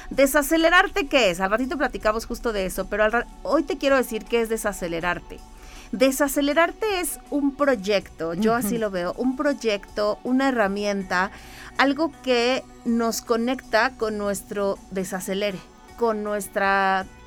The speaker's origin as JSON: {"language": "Spanish", "region": "Mexico City", "country": "Mexico", "tie": "born or raised there", "moved": "as an adult", "lives_now": "San Luis Potosí, Mexico", "said": "en la Ciudad de México"}